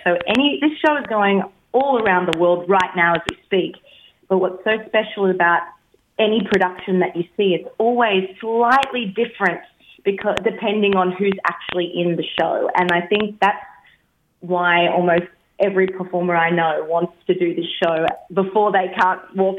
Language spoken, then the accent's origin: English; Brisbane, Queensland, Australia; I'm a Brisbane, Brisbane Vegas gal.